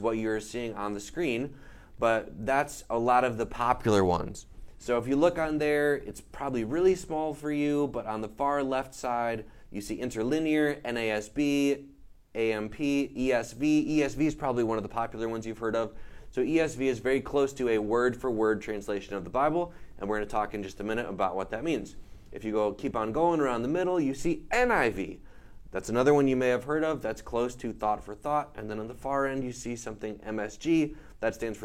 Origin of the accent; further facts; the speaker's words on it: the North, United States; I'm from the North, Northerner.